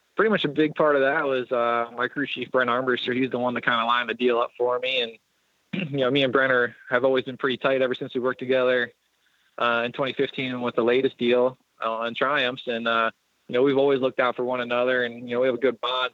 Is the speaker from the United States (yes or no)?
yes; Lancaster, Pennsylvania, United States; technically Lancaster, Pennsylvania